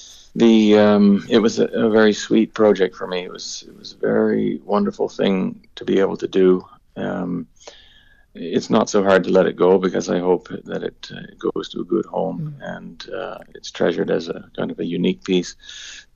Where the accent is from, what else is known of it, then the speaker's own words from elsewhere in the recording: Nova Scotia, Canada; moved away as an adult; now in Ireland; I grew up in Nova Scotia. Nova Scotia is my home. I've been in Ireland now for 6 years